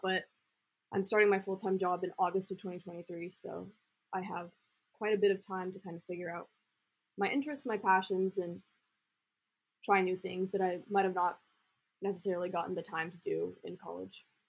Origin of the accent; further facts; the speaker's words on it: Austin, Texas, United States; I grew up in Austin, so I used to go downtown and like do improv in middle school